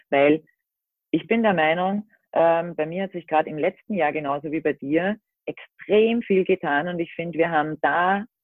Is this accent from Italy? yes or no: no; Austria; ich komme aus Österreich, bin seit knapp drei Jahren mit meinem Minicamper Baloo unterwegs